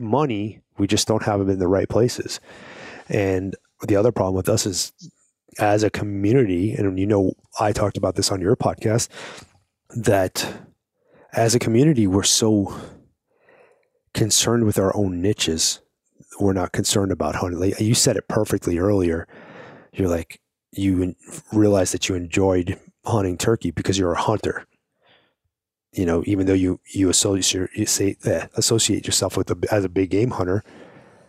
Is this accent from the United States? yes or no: yes; New York, United States; I'm from New York, you know, I'm from Brooklyn